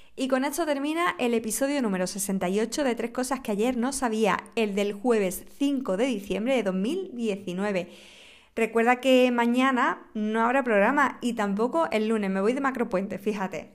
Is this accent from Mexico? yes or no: no; Huelva, Andalusia, Spain; mi tierra Huelva